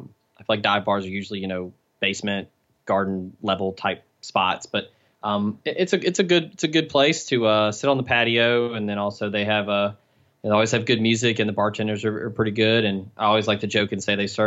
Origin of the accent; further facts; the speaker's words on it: Memphis, Tennessee, United States; Me, I grew up in Memphis, and Oxford's 90 miles south of there.